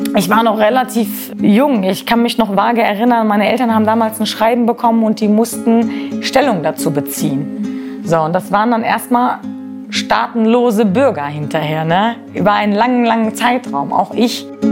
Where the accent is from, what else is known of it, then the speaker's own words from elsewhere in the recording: Germany; das ist meine Heimat